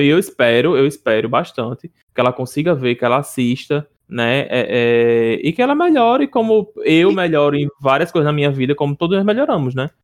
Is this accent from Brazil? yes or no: yes; Northeast Brazil, Brazil